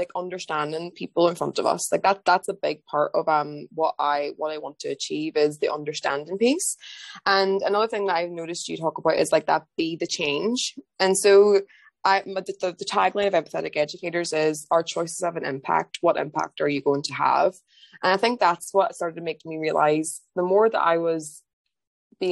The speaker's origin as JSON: {"language": "English", "country": "Ireland", "also_born_or_lived": "London, United Kingdom", "moved": "as an adult", "lives_now": "England, United Kingdom", "said": "I'm from Ireland originally, but I moved to England"}